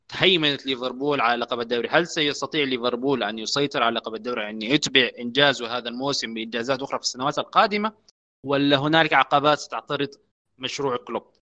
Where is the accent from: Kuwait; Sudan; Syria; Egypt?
Sudan; عندنا في السودان